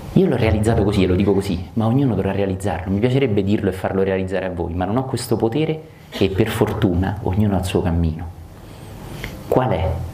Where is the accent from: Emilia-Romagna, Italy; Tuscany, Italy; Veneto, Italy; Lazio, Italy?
Lazio, Italy; Rome; io che sono romano